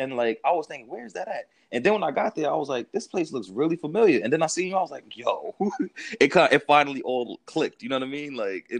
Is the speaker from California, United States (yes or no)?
no; Jersey City, New Jersey, United States; Like, Jersey City is, it's like a, it's kind of, you know, like I realized, it's the perfect combinati